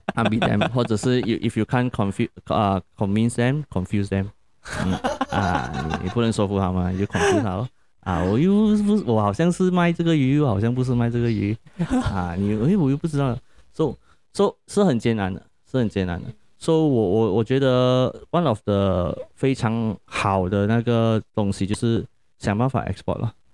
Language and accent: Chinese; Malaysia; 我们 Malaysia 的人